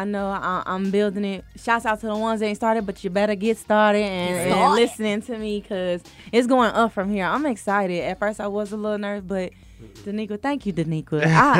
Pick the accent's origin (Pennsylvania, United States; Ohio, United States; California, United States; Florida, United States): Ohio, United States; Cincinnati; moved away as an adult; now in Atlanta, United States; I'm from Cincinnati, Ohio, by the way. I've just been in Atlanta for like the last 10 years, but I roll with Cincinnati 513